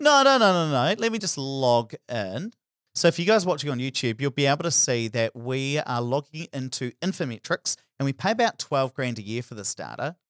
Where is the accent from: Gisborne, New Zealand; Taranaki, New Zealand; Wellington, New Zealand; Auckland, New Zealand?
Taranaki, New Zealand; South; where I grew up in South